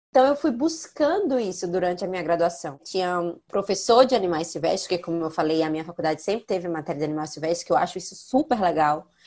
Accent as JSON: {"language": "Portuguese", "region": "São Paulo", "country": "Brazil", "said": "eu sou de São Paulo, não tenho acesso ao litoral."}